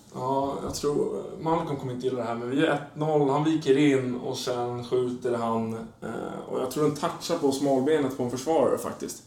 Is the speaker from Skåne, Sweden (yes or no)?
no; Danderyd, Stockholm County, Sweden; första fem åren innanför tullarna och sen efter det i Danderyd utanför